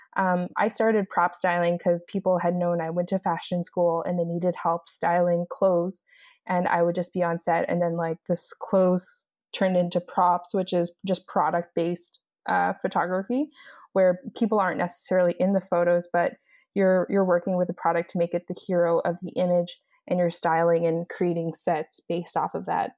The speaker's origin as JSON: {"language": "English", "area": "East Coast", "region": "Atlantic Canada", "country": "Canada", "also_born_or_lived": "Los Angeles, United States", "moved": "as an adult", "lives_now": "Montreal, Canada", "said": "so I'm originally from East Coast, Canada, and I'm currently living in Montreal."}